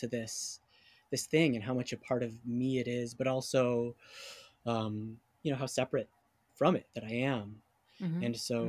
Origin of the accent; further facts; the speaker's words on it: California, United States; moved away as an adult; also born or lived in New York; now in Seattle, United States; growing up in California, I mean, that I grew up in a neighborhood that was minority majority